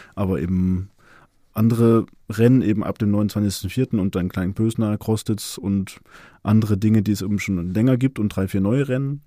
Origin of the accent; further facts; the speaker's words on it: Leipzig, Saxony, Germany; ich komme aus Leipzig, bin 39 Jahre alt